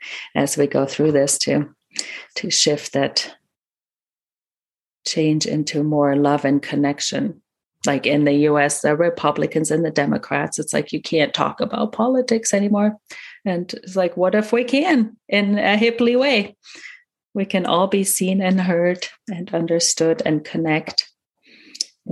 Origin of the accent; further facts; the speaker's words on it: Germany; first language German; English is a second language; I'm a native German speaker as well, coming from Germany, growing up in Germany